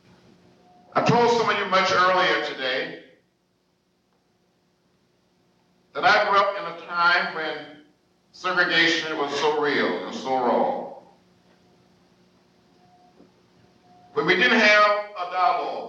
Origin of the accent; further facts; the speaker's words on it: Troy, Alabama, United States; When I was growing up outside of Troy, Alabama, 50 miles from Montgomery, as a young child